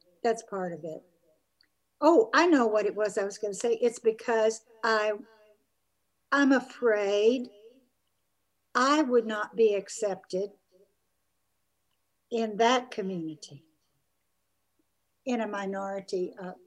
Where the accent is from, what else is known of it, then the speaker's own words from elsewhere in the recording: the South, United States; also born or lived in Brazil / Kingwood, Texas; I grew up white in the South